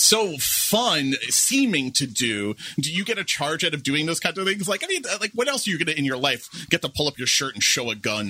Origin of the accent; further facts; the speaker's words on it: New York City, New York, United States; I grew up in Queens